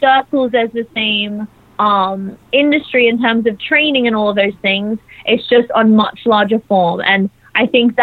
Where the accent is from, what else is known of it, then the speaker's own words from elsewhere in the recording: Australia; moved away as an adult; now in London, United Kingdom; So I grew up in Australia. I moved to London just over a year ago on a visa